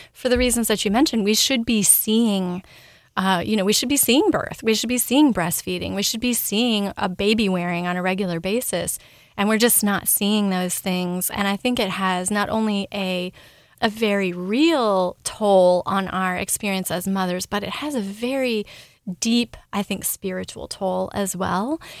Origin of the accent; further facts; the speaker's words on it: Ashland, Oregon, United States; now in Louisville, United States; I grew up in Southern Oregon. I was born in Ashland and grew up in a very small bubble